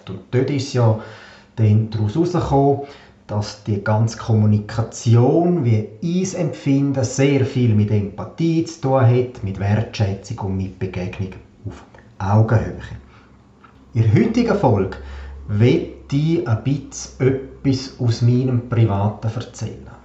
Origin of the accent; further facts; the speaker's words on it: Davos, Graubünden, Switzerland; Ich bin aufgewachsen in Davos, Einzelkind, habe eine sehr behütete und eine sehr schöne Kindheit verbracht